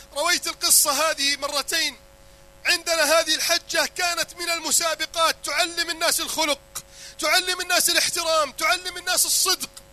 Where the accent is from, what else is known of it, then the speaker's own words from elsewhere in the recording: Egypt; عندنا في مصر